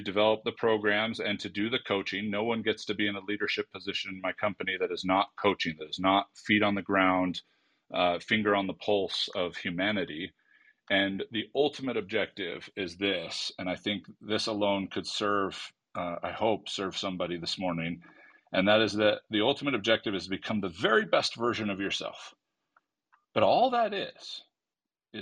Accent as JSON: {"language": "English", "region": "California", "country": "United States", "said": "I'm from California"}